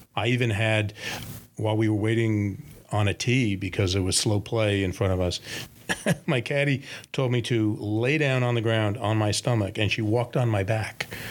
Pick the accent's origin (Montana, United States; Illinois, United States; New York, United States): New York, United States; as a New Yorker, a big city like Tokyo appeals to me